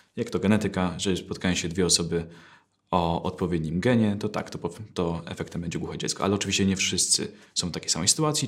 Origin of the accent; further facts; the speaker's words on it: Poland; jestem Polakiem, tylko mam wadę wymowy